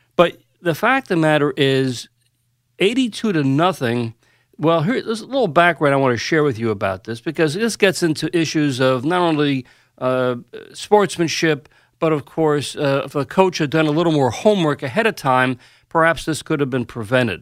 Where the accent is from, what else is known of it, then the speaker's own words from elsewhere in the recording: New York, United States; I grew up here in New York